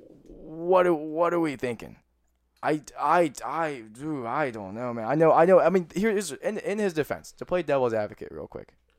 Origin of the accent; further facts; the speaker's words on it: Pittsburgh, Pennsylvania, United States; I'm from Pittsburgh